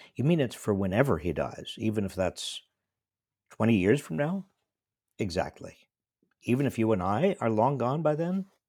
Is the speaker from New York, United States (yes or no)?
yes; New York, United States; moved away; I'm from a little town in New York State